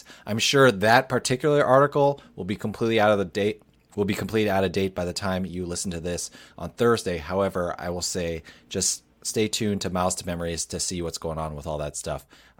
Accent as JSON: {"language": "English", "country": "United States", "said": "We're from New York, New Jersey, so, you know."}